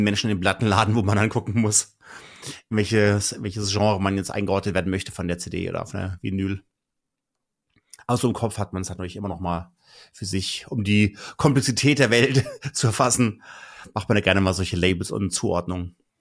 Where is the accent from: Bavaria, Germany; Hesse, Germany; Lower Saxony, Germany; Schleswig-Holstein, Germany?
Hesse, Germany; North; ich komme ja auch aus halt aus Nordhessen